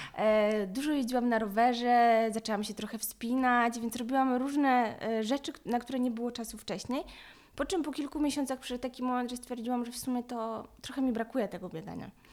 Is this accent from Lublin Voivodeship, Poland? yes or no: yes; Lublin, Lublin Voivodeship, Poland; Pochodzę z Lublina